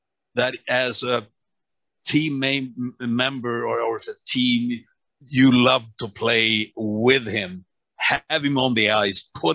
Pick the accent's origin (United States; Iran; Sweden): Sweden; Örnsköldsvik, Västernorrland County; moved away; From my hometown